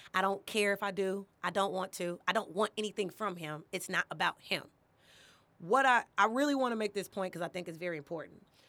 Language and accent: English; Chicago, Illinois, United States; moved away as an adult; also born or lived in Champaign-Urbana, Illinois / Los Angeles, California; I'm born and raised in Chicago, but I lived in Champaign, Urbana for some years